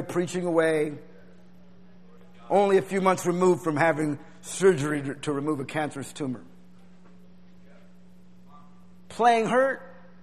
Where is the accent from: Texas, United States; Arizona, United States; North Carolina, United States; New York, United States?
Arizona, United States; Tucson; having Pastor Warner as your pastor growing up in Tucson Church